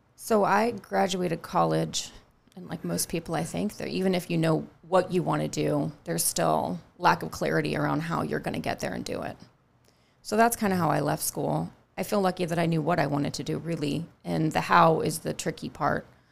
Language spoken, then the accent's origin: English; Northern California, United States; also born or lived in New York; now in Charleston, United States; I grew up in a very foggy, sort of mild climate